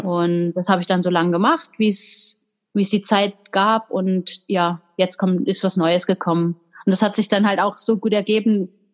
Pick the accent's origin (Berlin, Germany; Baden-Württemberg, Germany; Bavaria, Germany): Baden-Württemberg, Germany; tri-border area of Germany, France and Switzerland; da, wo ich herkomme, da gibt's gar keinen Stützpunkt